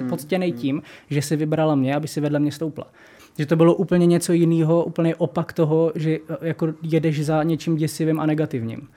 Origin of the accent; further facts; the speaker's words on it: Brno, South Moravian Region, Czechia; jak jsem Brňák